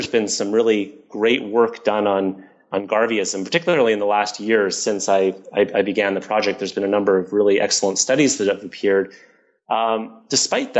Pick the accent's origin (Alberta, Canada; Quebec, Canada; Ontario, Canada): Ontario, Canada; Toronto; I grew up in Toronto